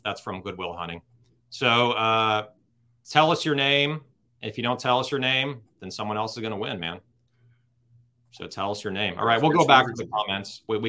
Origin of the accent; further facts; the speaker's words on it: Los Angeles, California, United States; Born here, raised here.